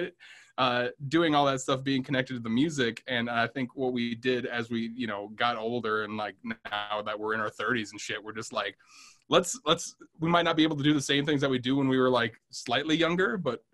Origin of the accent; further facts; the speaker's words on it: Plymouth, Wisconsin, United States; I grew up in Plymouth, Wisconsin, which is in Sheboygan County, about 60 miles north of here.